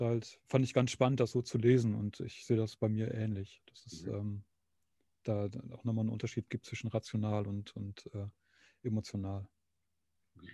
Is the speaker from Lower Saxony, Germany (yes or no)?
yes; Nordhorn, Lower Saxony, Germany; moved away as an adult; also born or lived in Münster; ich komme aus äh, eigentlich aus Nordhorn, also Grafschaft Bentheim.